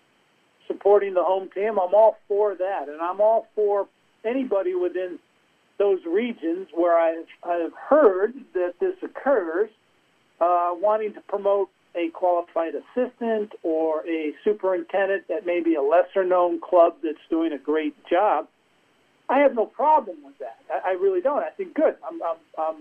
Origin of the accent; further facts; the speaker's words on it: New Jersey, United States; I'm from New Jersey